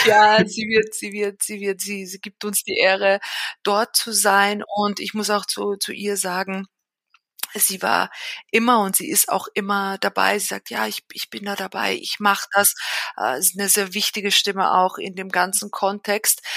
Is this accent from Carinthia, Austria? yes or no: yes; Villach, Carinthia, Austria; moved away as an adult; now in Vienna, Austria; Ich bin aber selber in Österreich groß geworden, genauer gesagt in Villach in Kärnten. Also ich bin eigentlich Kärntnerin